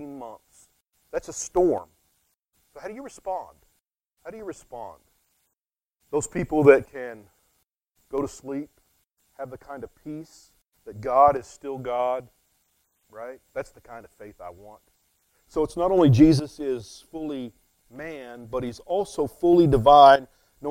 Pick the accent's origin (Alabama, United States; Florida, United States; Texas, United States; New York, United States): Texas, United States; West; I'm from West Texas